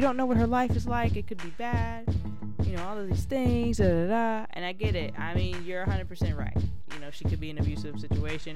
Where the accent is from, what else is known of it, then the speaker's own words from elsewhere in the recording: Columbia, South Carolina, United States; here in my hometown of Columbia, South Carolina